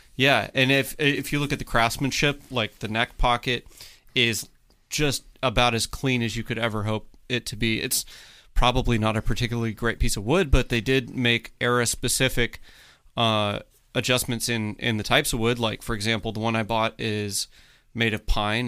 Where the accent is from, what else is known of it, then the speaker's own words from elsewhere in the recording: Mississippi, United States; I'm from Mississippi, so we have a lot of pine